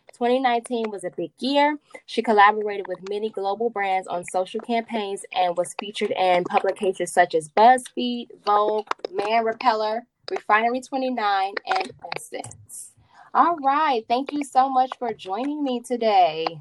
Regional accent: Chicago, Illinois, United States; I'm also from the south side of Chicago

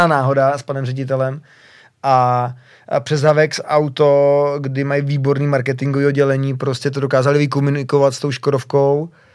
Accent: Czechia; jsem hrdý Čech

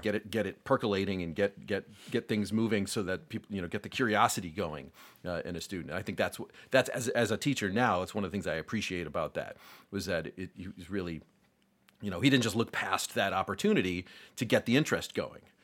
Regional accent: Rochester, New York, United States; I grew up in Rochester

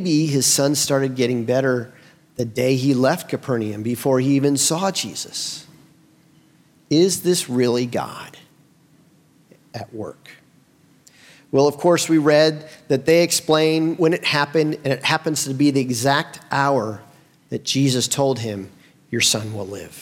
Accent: Bloomington, United States; moved away as an adult; also born or lived in Nashville, Tennessee; I grew up here

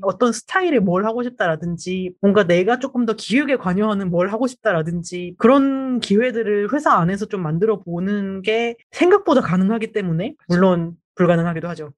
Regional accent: Daejeon, South Korea; 대전 출신이어가지고

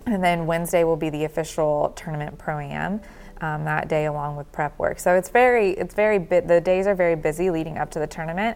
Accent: the South, United States; I'm from the South

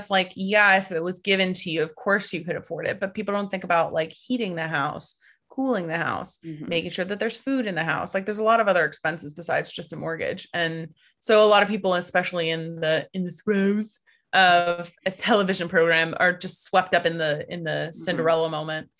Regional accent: United States; Just waiting for the day when people stop immediately realizing that I'm from the States.

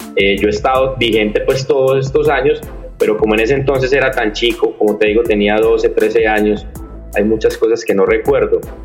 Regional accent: Medellín, Antioquia, Colombia; accent: paisa, interior; Yo soy de la ciudad de Medellín.

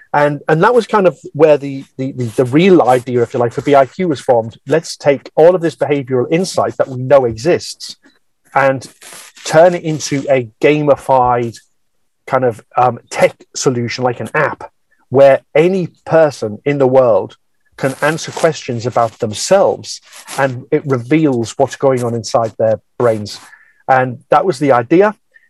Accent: North East England, United Kingdom; accent: northeast; moved away; my accent, my northeast accent has calmed down a lot. It was very strong when I first went down south, and I remember just being abused, as in almost bullied by people for being from the Northeast.

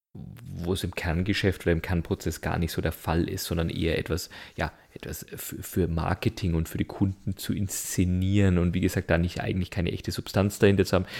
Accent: Germany; bei uns in Deutschland

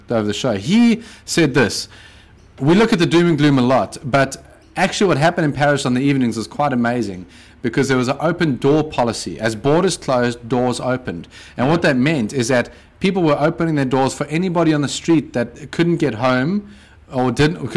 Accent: South Africa; South Africa, my home country.

